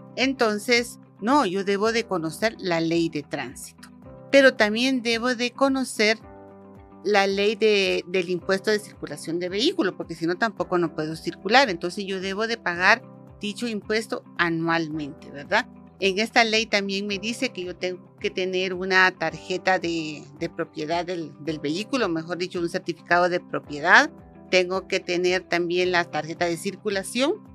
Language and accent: Spanish; Guatemala; somos ciudadanos de Guatemala